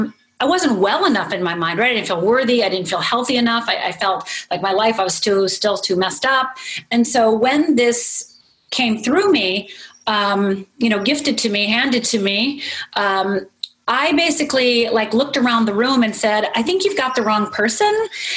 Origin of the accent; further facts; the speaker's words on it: Northern Minnesota, United States; I'm from Northern Minnesota. It's like, I'm from a little tiny town, you know?